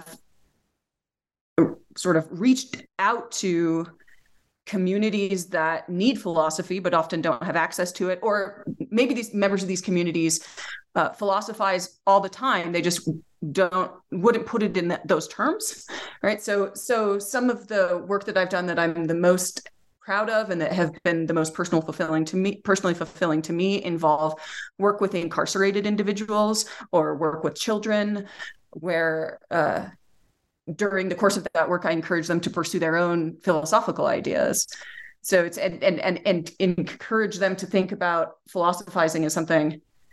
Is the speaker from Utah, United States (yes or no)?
yes; Utah, United States; also born or lived in Amherst, Massachusetts; I'm from Utah, and then I went to UMass Amherst for my graduate program and then ended up back in Utah.